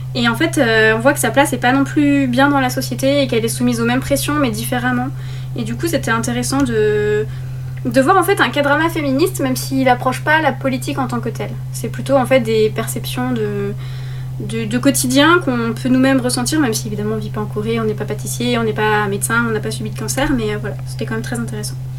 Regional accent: France; nous en tant que français

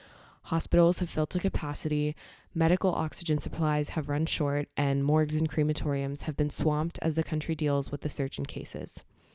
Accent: India; If you didn't know, I am Indian, so this is a really important topic to me

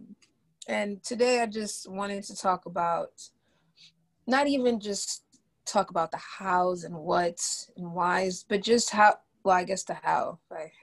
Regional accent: Ghana; now in United States; I'm Black, I'm Ghanaian, specifically from West Africa.

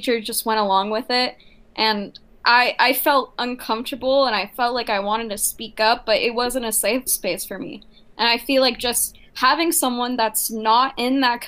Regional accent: United States; my parents are Jordanian Palestinian, I'm like a first generation American

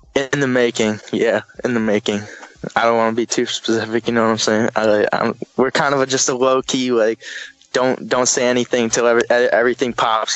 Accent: Howell, Michigan, United States; also born or lived in Detroit, Michigan; I grew up in Howell

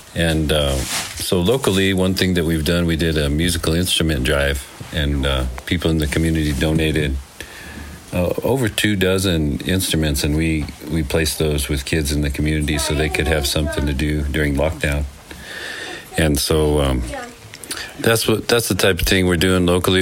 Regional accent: Green River, Wyoming, United States; now in Taos County, New Mexico, United States; I grew up in Green River, Wyoming

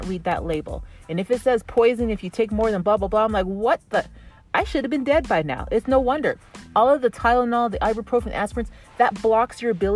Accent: Canada; I have like the English French because I'm from Canada

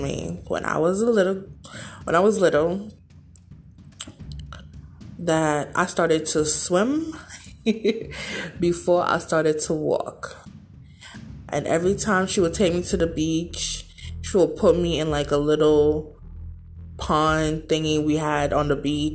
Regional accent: St. Vincent & Grenadines; I was born and raised in the Caribbean on the island of St. Vincent and the Grenadines

